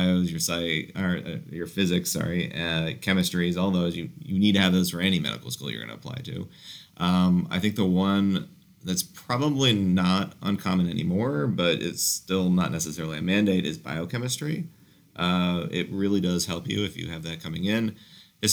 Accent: Orlando, Florida, United States; also born or lived in St. Louis; now in Fort Lauderdale, United States; I'm from Orlando

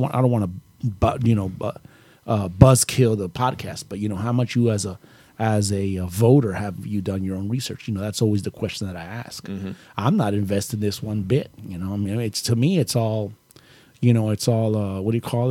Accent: United States

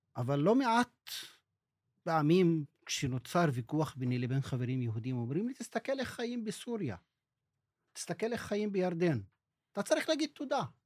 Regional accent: Israel; first language Arabic; Hebrew is a second language; אני יליד 62, נולדתי אל תוך ההוויה הישראלית

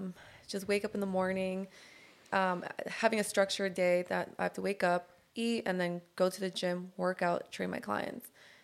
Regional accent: Downey, California, United States; now in Long Beach, United States; I am from Downey, but currently in Long Beach.

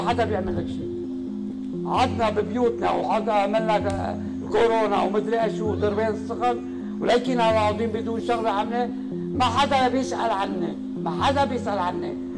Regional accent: Lebanon; نحن كلبنانيين

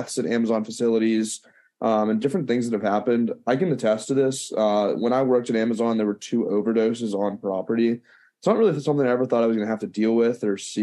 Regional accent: Pittsburgh, Pennsylvania, United States; I'm a senior from Pittsburgh, Pennsylvania

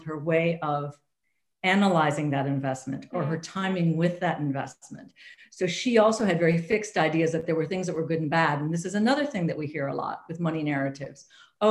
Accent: United States; I'm an American, I grew up in the US

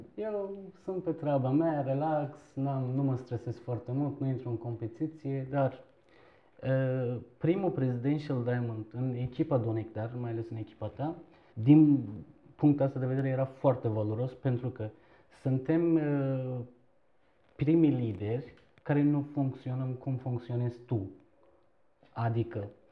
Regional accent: Istanbul, Turkey; Romanian is a second language; moved away as an adult; also born or lived in eastern Turkey near the Iranian border / Bucharest, Romania; now in Romania; m-am născut în, uh, într-un oraș din Turcia, de origine sunt turc, uh, de vreo 5 km apropiere de Iran, la vama Iranului. E, în scurt timp ne-am mutat în Istanbul și toată, adică până la 17 ani copilăria mea a trecut în Istanbul

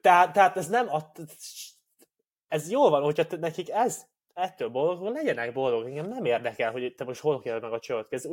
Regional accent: Hungary; két 27 eh, éves férfi, fehér magyar ember vagyunk

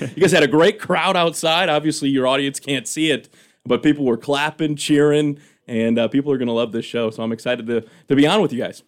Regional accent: Rockford, Michigan, United States; moved away as an adult; also born or lived in Indianapolis, Indiana / Grand Forks, North Dakota; I'm originally from Rockford High School

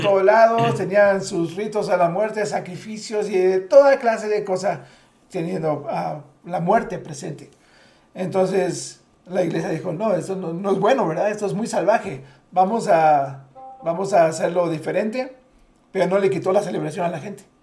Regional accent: Mexico; siendo mexicanos

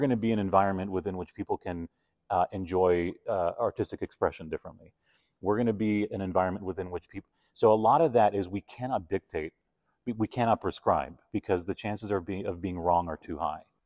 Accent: Argentina; also born or lived in Toronto / New York; now in Calgary, Canada; growing up in Argentina

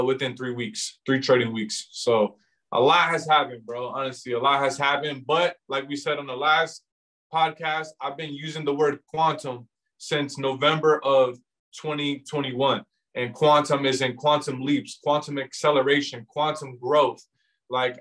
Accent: Virginia, United States; I'm from Virginia

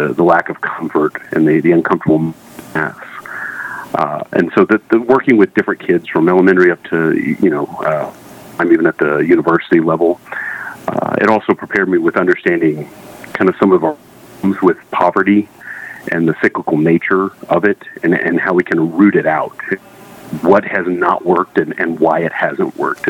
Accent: Waco, Texas, United States; I was born and raised in Waco, Texas

